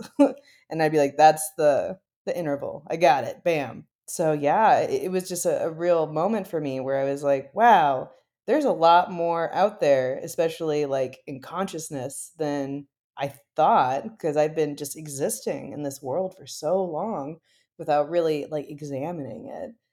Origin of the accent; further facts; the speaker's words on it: Midwest, United States; now in Berkeley, United States; I am from the Midwest in the United States, but these days I live really close to like Berkeley in California.